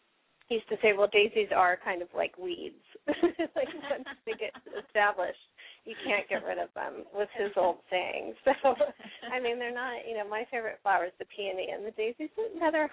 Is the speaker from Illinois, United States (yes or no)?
no; San Diego, California, United States; also born or lived in Seattle, United States; now in East Coast, United States; I grew up in San Diego